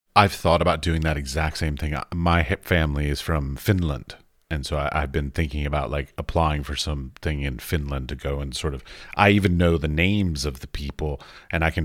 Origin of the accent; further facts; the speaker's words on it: United States; moved away as an adult; now in Europe; I grew up outside of you know Washington D.C.